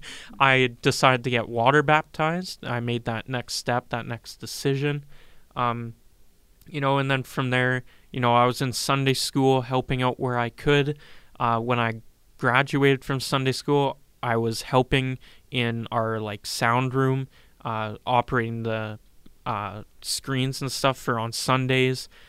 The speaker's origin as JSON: {"language": "English", "town": "Regina", "region": "Saskatchewan", "country": "Canada", "tie": "born or raised there", "said": "I'm from Regina, Saskatchewan, lived here all my life."}